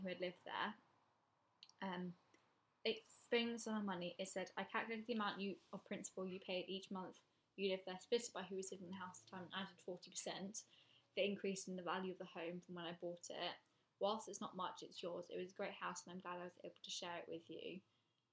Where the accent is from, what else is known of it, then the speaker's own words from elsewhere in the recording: England, United Kingdom; I'm English now.